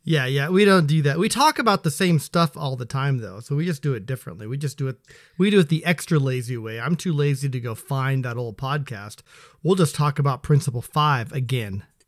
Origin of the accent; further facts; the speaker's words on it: Seattle, Washington, United States; also born or lived in Spokane, Washington; I was born in Spokane. which is technically P N W, then moved over to this here area when I was three years old. So, yeah, pretty much been here my whole life